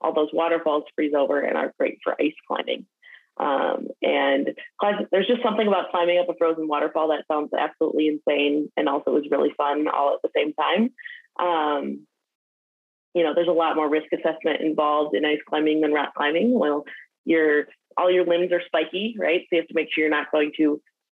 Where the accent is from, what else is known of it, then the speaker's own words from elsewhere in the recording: Detroit, Michigan, United States; I grew up in the Midwest, so I'm from Detroit, Michigan, and still am in the suburbs just outside of Detroit